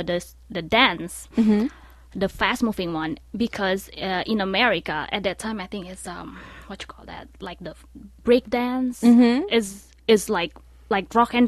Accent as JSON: {"language": "English", "town": "Bandung", "region": "West Java", "country": "Indonesia", "tie": "born or raised there", "moved": "yes", "lives_now": "United States", "said": "I was born in Bandung. Mm-hmm. So Bandung is in West Java."}